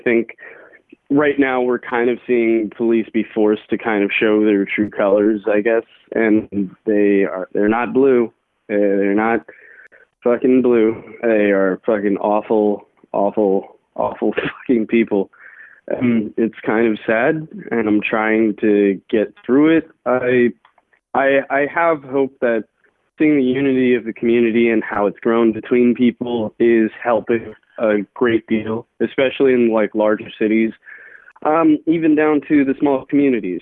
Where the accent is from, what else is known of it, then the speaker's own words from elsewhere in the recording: Arlington, United States; I'm from Arlington